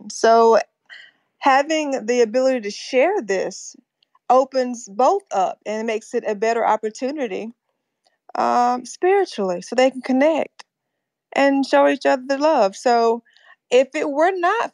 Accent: North Carolina, United States; now in Fort Mill, United States; I was raised in North Carolina.

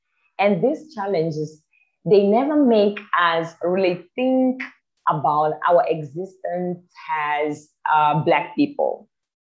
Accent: Mozambique; I'm from Mozambique, Africa

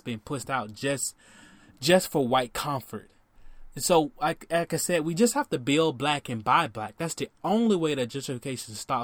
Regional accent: Miami, Florida, United States; Miami, my hometown

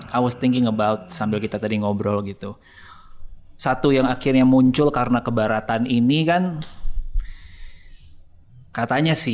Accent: Java, Indonesia

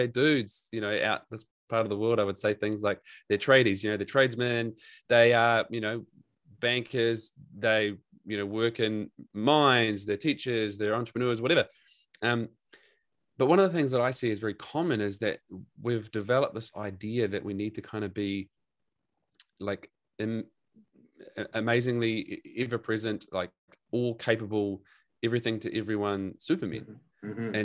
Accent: New Zealand; now in Gold Coast, Australia; I'm a New Zealander.

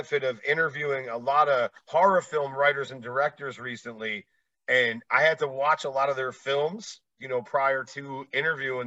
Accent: East Coast, United States; moved away; I'm originally from the East Coast

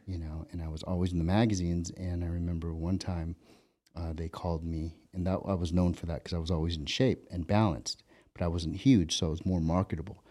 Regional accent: Ventura, California, United States; growing up in Ventura where I grew up.

